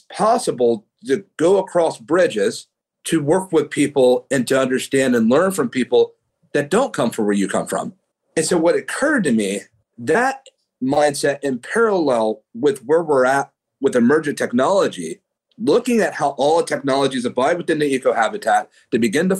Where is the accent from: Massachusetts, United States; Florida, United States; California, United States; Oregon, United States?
California, United States; Oakland; where I come from the East Bay in Oakland, California